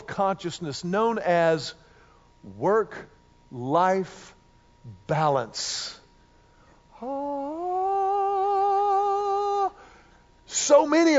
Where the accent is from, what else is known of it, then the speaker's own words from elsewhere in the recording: Houston, Texas, United States; Mimi and Big Mac played a massive role in our lives growing up in Houston